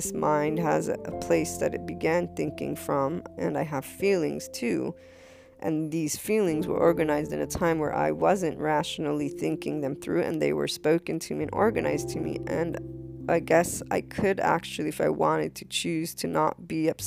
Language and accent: English; United States; I'm American Italian